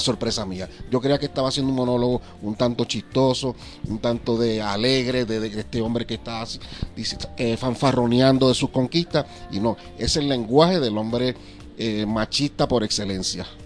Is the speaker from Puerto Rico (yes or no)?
yes; Puerto Rico; de Puerto Rico